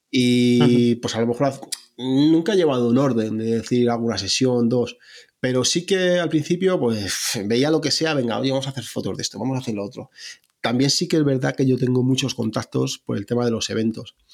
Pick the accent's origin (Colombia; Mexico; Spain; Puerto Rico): Spain; Salmerón, Castilla-La Mancha; la primera sesión que hice fue en, mi pueblo, en un pueblo que se llama Salmerón, en Guadalajara